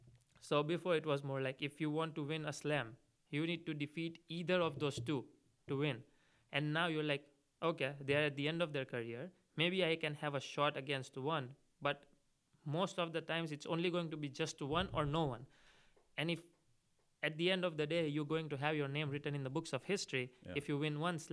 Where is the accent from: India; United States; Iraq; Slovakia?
India; So for 15 years of my life, I only seen Roger Rafa or either Novak towards the later part playing in the finals.